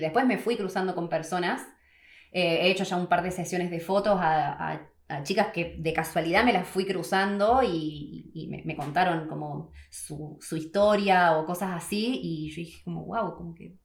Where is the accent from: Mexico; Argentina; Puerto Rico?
Argentina; moved away as an adult; now in New Zealand; 12 años y medio desde que me fui de Argentina